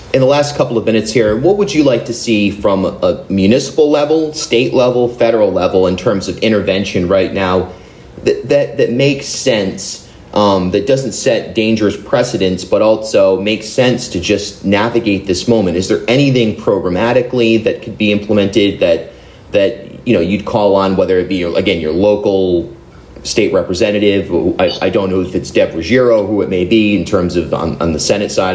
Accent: Rhode Island, United States; moved away as an adult; also born or lived in New York / Newport; I grew up in Rhode Island, but I moved to to Newport after 10 years in New York

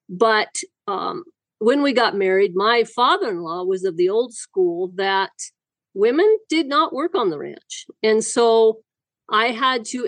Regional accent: Wyoming, United States; Wyoming, raised in Wyoming, and still live in Wyoming. Have never gone anywhere. I was raised on a sheep ranch that was actually about 75 miles west of Casper

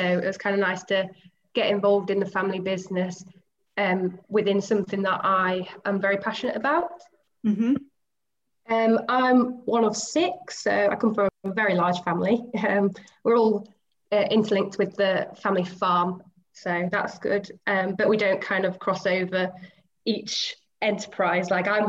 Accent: Lincolnshire, East Midlands, United Kingdom; I'm from Lincolnshire. I've grown up in farming, so I've been in it all my life.

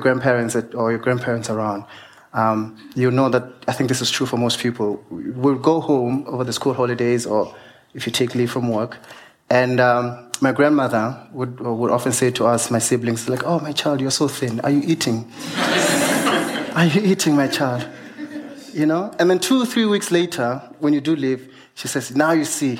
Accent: Venda, Limpopo, South Africa; As I grew up in Venda, of course, I'm Venda

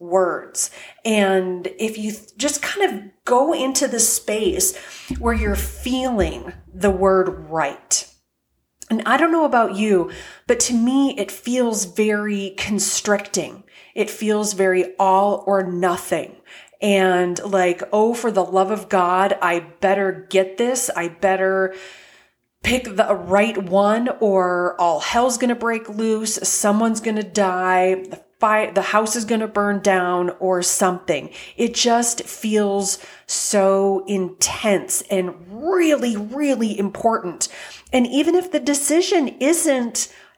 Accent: Fargo, North Dakota, United States; I grew up in Fargo, North Dakota

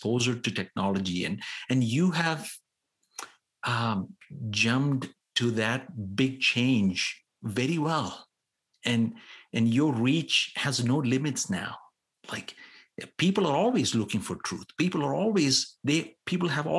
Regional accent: India; as an Indian

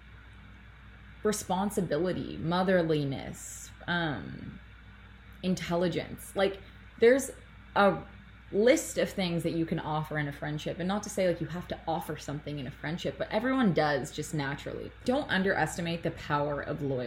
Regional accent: Toronto, Ontario, Canada; I'm 3 hours north of my hometown. I'm from Toronto

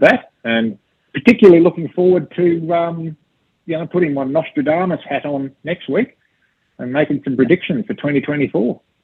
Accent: Australia; I'm an Australian

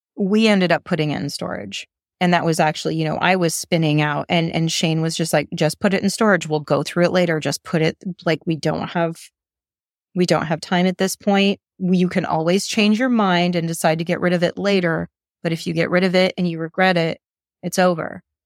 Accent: United States; moved away; as American

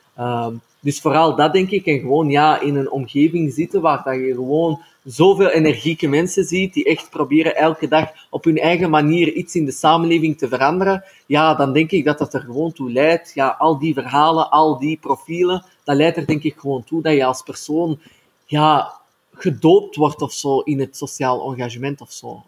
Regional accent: Antwerp, Flanders, Belgium; ik kom zelf ook uit Antwerpen

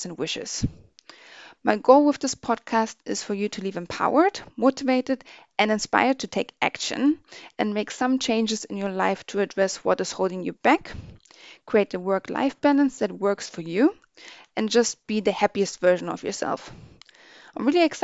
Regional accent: Berlin, Germany; moved away as an adult; now in United Kingdom; I was born and raised in Berlin in Germany, but moved to the UK over 10 years ago

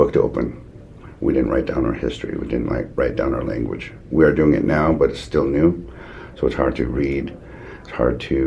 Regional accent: Chehalis, British Columbia, Canada; I am from Chehalis

